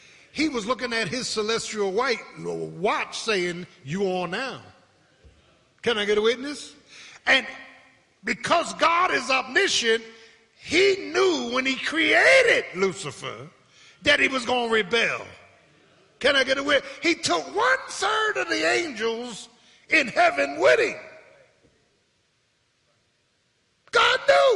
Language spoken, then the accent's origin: English; Philadelphia, Pennsylvania, United States; I was born in Pennsylvania Hospital